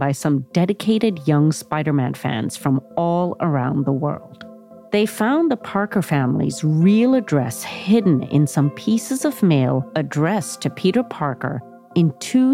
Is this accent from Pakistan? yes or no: yes; Pakistan; moved away; I'm originally from Pakistan